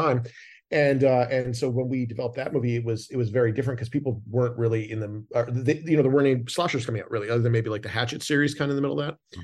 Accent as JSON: {"language": "English", "country": "Canada", "moved": "yes", "said": "I'm from Canada originally"}